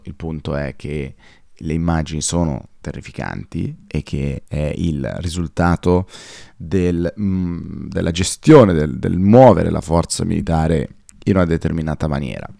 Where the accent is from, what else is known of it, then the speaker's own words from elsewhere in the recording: Como, Lombardy, Italy; moved away; noi comaschi, dato che sono nato a Como, siamo un po' più timidi